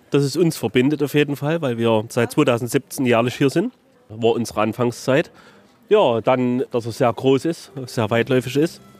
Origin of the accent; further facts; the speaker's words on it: Zwickau, Saxony, Germany; Also wir sind eigentlich aus Zwickau und wir finden es halt hier, also vom ganzen Aufmachen her, ist viel gemütlicher als meinetwegen jetzt in Zwickau.